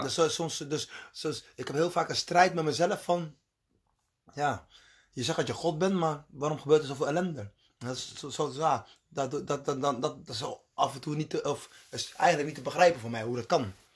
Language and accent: Dutch; Colombia; now in Netherlands; waar ik vandaan kom, waar ik geboren ben, zijn de meeste mensen katholiek. Dus dat is, ja, in Colombia